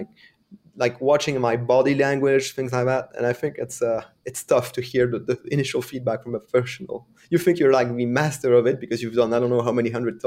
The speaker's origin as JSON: {"language": "English", "country": "France", "first_language": "French", "second_language": "English", "said": "And English is not my first language. I'm French, so I'm a French speaker."}